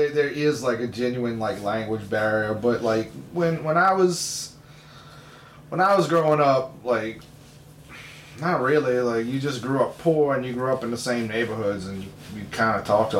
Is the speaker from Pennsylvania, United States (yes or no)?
no; New Orleans, Louisiana, United States; I grew up on the West Bank